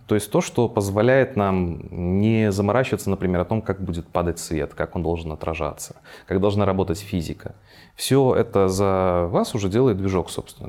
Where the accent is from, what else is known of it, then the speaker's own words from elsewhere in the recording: Minsk, Belarus; Родился я в Минске, соответственно, здесь и рос, и развивался